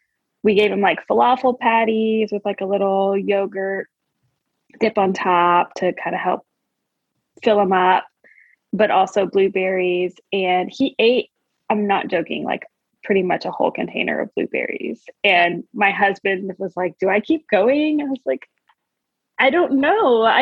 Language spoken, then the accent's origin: English; Louisville, Kentucky, United States; Louisville, Kentucky.